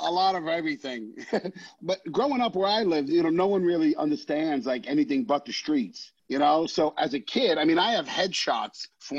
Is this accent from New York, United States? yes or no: yes; New York City, New York, United States; It's about my life growing up in the Bronx and these kids with no fathers who bound together to become their own little family.